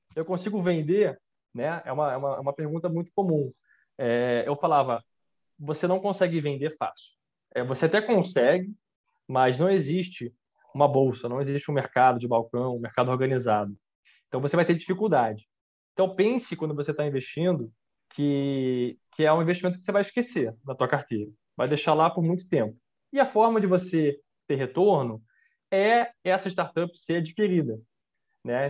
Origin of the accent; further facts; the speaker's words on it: Brazil; eu sou brasileiro, né? A família, é, a minha família, parte de pai, veio da Escócia